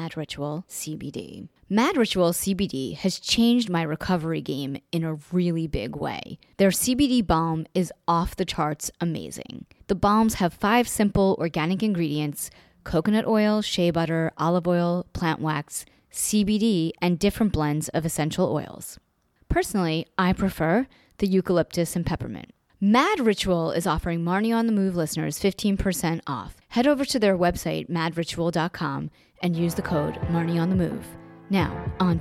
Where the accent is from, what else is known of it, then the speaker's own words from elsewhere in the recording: New York, United States; I'm from New York